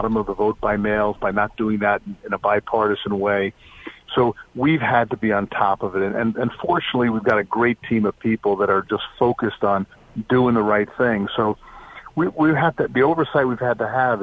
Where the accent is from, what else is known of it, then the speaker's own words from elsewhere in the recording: New Jersey, United States; I was born and raised in New Jersey